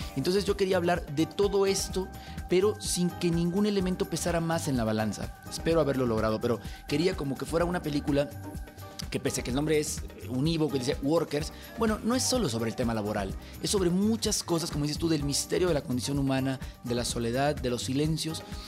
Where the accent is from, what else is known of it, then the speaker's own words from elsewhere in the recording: El Salvador; now in Mexico; yo soy nacido en El Salvador